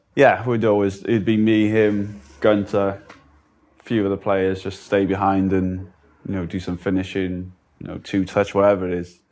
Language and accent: English; Cardiff, Wales, United Kingdom; I'm from Cardiff